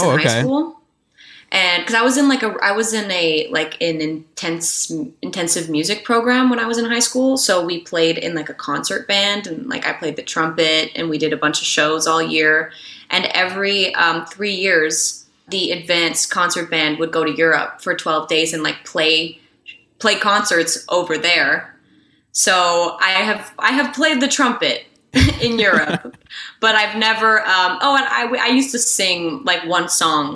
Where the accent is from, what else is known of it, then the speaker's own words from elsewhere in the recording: Montreal, Quebec, Canada; first language English; I'm from Canada, but, you know, because like Quebec is a whole other... and Montreal is a whole other music scene. And I feel like really grateful that I got to grow up around that kind of, you know, music